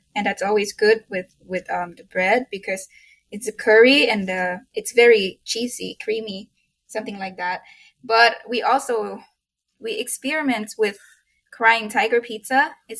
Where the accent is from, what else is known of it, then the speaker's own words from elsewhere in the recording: Thailand; English is a second language; moved away as an adult; now in Boise, United States; English is not my first language, and I'm from Thailand.